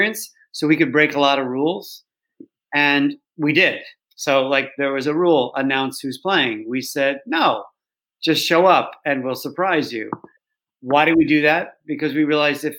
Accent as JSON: {"language": "English", "town": "Chicago", "region": "Illinois", "country": "United States", "tie": "born or raised there", "moved": "yes", "lives_now": "London, United Kingdom", "said": "I grew up in Chicago"}